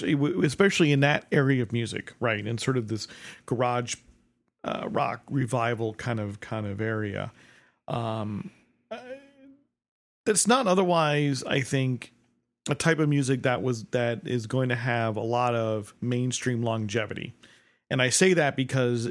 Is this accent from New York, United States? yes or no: no; New Jersey, United States; now in Chicago, United States; I'm from New Jersey. I moved to Chicago.